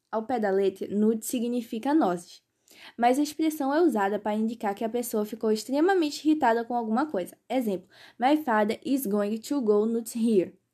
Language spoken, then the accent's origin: Portuguese; Pernambuco, Brazil; sou de Pernambuco.